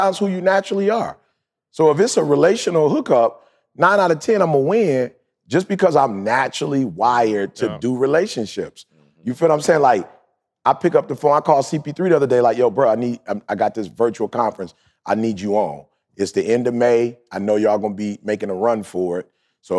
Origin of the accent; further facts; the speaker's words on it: Detroit, Michigan, United States; just growing up in Detroit, you couldn't afford an automatic.